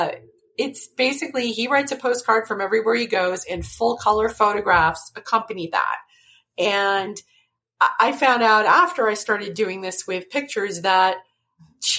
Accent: New York City, New York, United States; also born or lived in northeastern Washington; now in Washington, United States; I was born in New York City

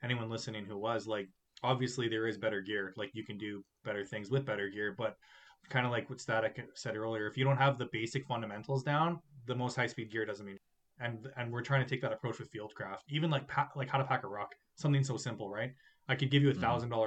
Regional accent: Canada; I'm the Canadian

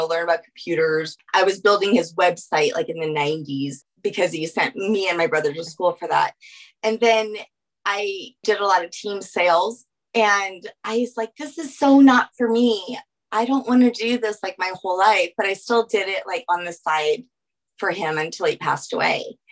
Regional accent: New Orleans, Louisiana, United States; now in Aurora, United States; I'm originally from New Orleans

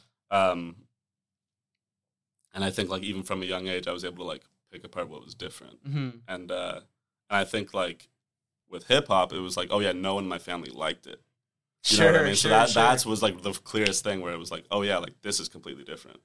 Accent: Toronto, Ontario, Canada; I'm from here. I'm from Toronto. And I've lived here my whole life

